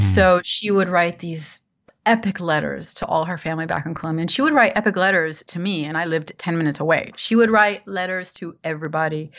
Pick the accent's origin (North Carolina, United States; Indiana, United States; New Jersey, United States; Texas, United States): New Jersey, United States; moved away as an adult; also born or lived in New York; I grew up in New Jersey, in the suburbs of New Jersey, and I lived there for um, all my life until I graduated high school